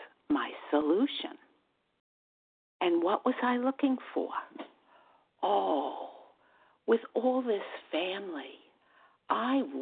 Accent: New York, United States; accent: New York; from New York. And my New York accent gives that away very readily

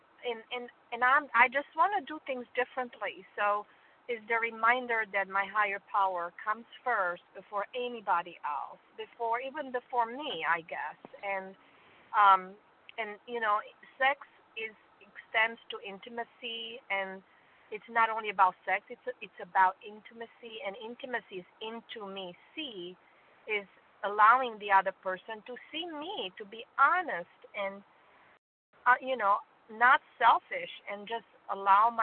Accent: Romania; now in Greenville, United States; I'm originally from Romania

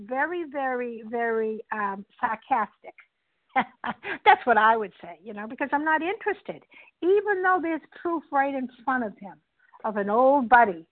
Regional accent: Boston, Massachusetts, United States; I'm from Boston, Massachusetts

